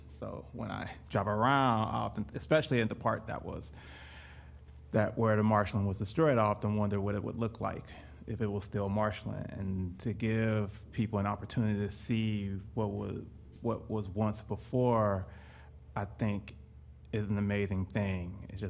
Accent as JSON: {"language": "English", "town": "Detroit", "region": "Michigan", "country": "United States", "moved": "yes", "said": "I'm also originally from Detroit, Michigan."}